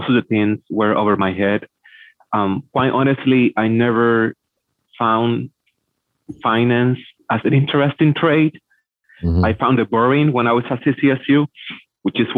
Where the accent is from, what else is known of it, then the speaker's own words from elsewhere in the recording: Puerto Rico; English is a second language; moved away as an adult; also born or lived in Hartford, Connecticut; now in Fort Lauderdale, United States; I'm from Puerto Rico